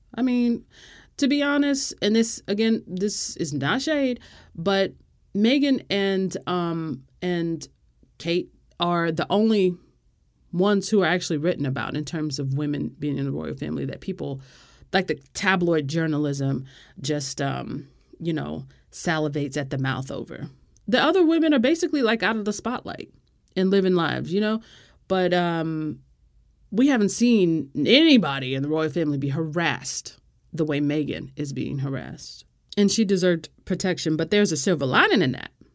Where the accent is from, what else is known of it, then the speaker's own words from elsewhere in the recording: United States; as an American, like, I'm not even British.